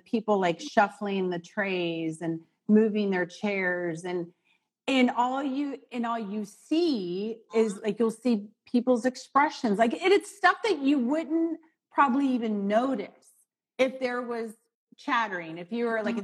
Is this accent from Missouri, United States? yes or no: yes; St. Louis, Missouri, United States; now in Chicago, United States; I was born in St. Louis